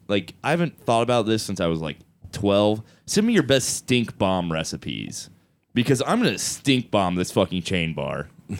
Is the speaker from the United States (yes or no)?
yes; Indiana, United States; I'm from Indiana, and apparently there's, like, a big stereotype about us really drinking a shitload of soda, which I've come to find out is true.